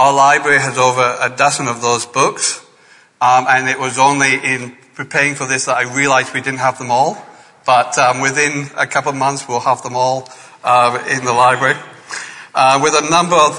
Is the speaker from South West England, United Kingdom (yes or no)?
no; Scotland, United Kingdom; now in Adelaide, Australia; I was born in Scotland